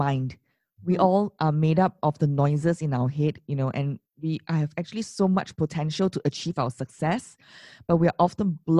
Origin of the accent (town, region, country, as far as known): Singapore